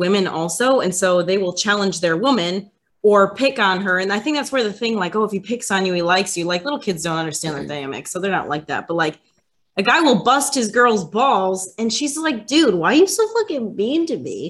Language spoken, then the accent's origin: English; Wisconsin, United States; moved away; I'm from Wisconsin originally.